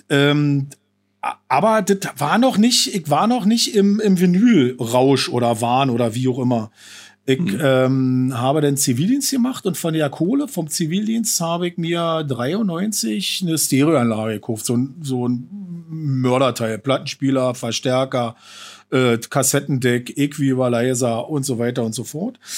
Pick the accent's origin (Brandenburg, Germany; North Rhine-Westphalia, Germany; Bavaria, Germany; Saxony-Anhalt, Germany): Brandenburg, Germany; Falkensee; ich bin äh, 48 noch. Ähm, ja, Falkenseer äh, schon immer